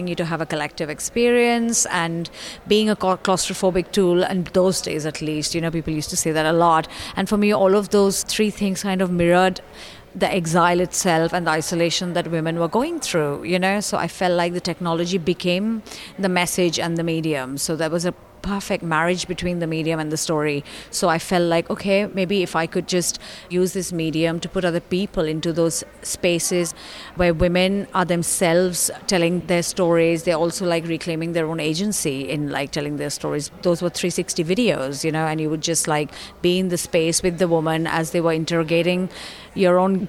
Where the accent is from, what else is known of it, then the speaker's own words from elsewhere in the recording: Kolkata, West Bengal, India; moved away; I was born and raised in India, in Kolkata